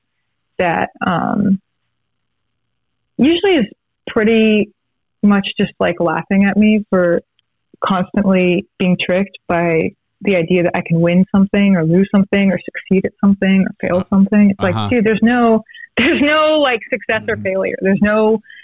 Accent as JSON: {"language": "English", "region": "Texas", "country": "United States", "tie": "born or raised there", "said": "if you're growing up in Texas"}